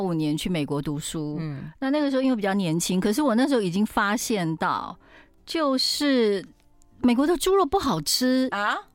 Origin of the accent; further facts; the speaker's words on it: Taiwan; 我是台湾人家庭嘛，我妈妈，我妈妈台南人，爸爸嘉义人